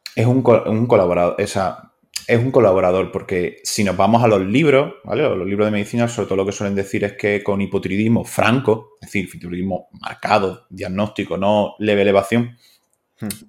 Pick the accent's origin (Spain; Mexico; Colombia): Spain; me considero un médico español